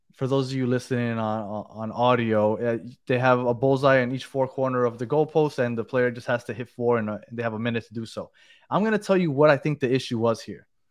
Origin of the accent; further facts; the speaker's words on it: New York, United States; also born or lived in Colombia (ancestry); now in Miami, United States; I'm originally from New York